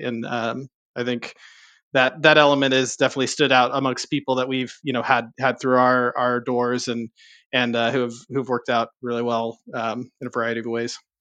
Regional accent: Southern California, United States; I grew up in Southern California

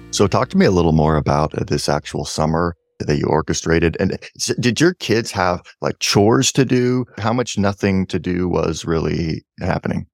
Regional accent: Portland, United States; I grew up in Portland where if it snows an inch, it's like the whole, everybody freaks out.

